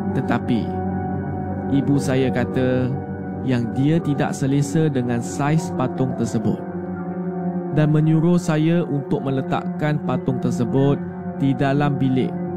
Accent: Sarawak, Malaysia; Saya merupakan anak kelahiran dari Sarawak.

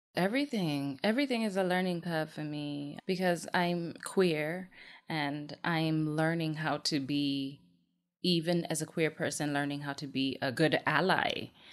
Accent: Kenya; I was born and raised in Kenya

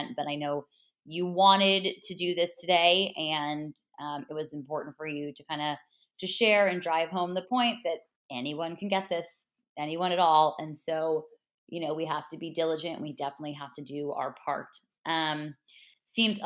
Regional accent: Los Angeles, California, United States; I'm from Los Angeles, grew up on the Dodgers. My grandparents bought season tickets when the Dodgers moved here in the early 60s

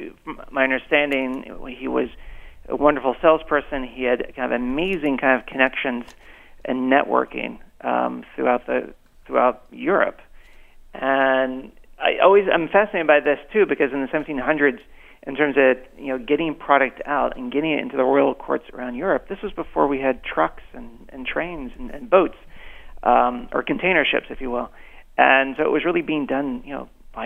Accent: Asheville, North Carolina, United States; moved away as an adult; also born or lived in New York City; growing up in North Carolina

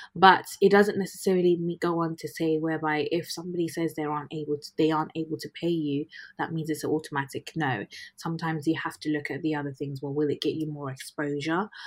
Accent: United Kingdom; also born or lived in Ghana; I am a British Ghanaian doctor currently practicing in the UK.

